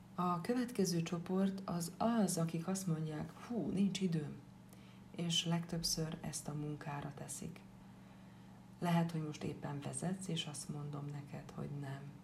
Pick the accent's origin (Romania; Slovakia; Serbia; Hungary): Slovakia; Upper Hungary, Felvidék; also born or lived in Bratislava; Egy kis felvidéki falucskából származom.